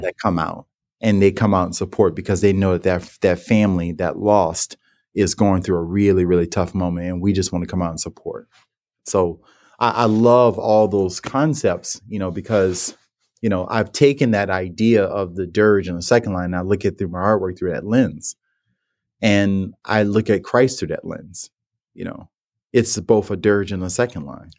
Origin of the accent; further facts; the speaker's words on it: New Orleans, Louisiana, United States; growing up in New Orleans and the household I was